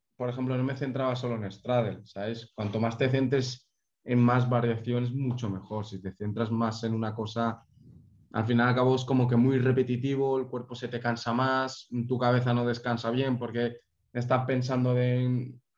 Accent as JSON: {"language": "Spanish", "town": "Valencia", "region": "Valencian Community", "country": "Spain", "said": "yo soy de Valencia"}